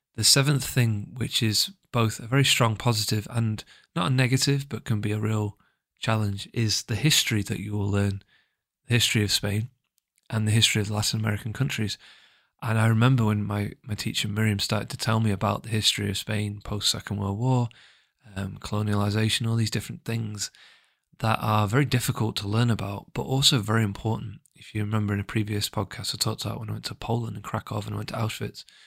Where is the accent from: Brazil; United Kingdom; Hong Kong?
United Kingdom; England; I'm English, I come from the U K